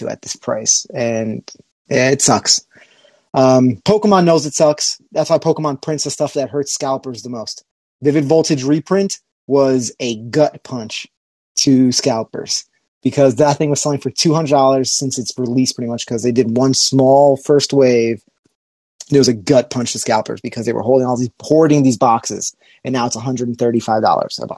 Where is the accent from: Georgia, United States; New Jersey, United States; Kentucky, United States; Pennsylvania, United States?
New Jersey, United States; we're from Jersey